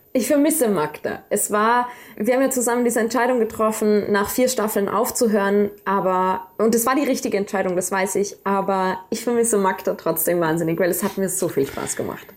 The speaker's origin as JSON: {"language": "German", "region": "Salzburg", "country": "Austria", "tie": "born or raised there", "also_born_or_lived": "Dorfgastein", "first_language": "German", "said": "ich komme aus Salzburg, ich bin hier aufgewachsen"}